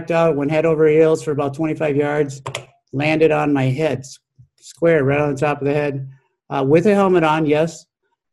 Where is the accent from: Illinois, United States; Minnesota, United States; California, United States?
Minnesota, United States; Minneapolis; I'm an urban kid. I grew up in South Minneapolis